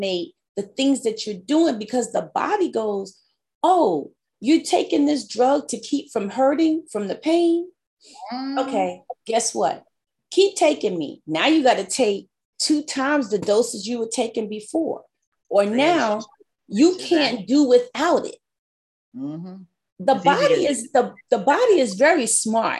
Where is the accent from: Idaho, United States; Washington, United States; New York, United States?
New York, United States; I'm a New Yorker